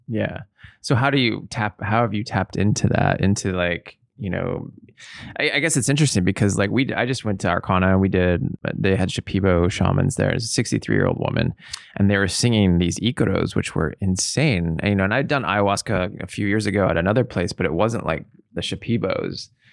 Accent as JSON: {"language": "English", "town": "Seattle", "region": "Washington", "country": "United States", "tie": "born or raised there", "moved": "yes", "said": "I grew up in Seattle"}